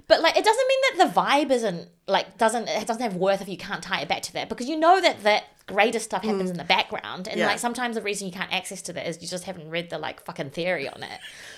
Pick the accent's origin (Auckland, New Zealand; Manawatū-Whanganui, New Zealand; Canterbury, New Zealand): Manawatū-Whanganui, New Zealand; Whanganui; Because I grew up in Whanganui. And, like, there are writers there.